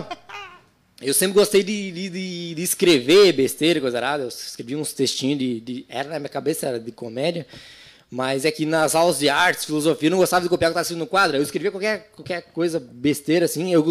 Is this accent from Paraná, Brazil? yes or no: yes; Paraná, Brazil; born there; num território chamado Cantu Quiriguaçu, onde eu nasci, hein né? Meus parentes ali, tudo.